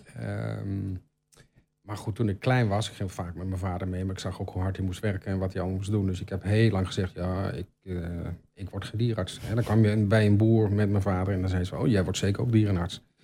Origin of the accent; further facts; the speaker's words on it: Albergen, Overijssel, Netherlands; also born or lived in Utrecht / Brabant; now in Almelo, Netherlands; Maar ik ben geboren in Utrecht, ehm, getogen in Albergen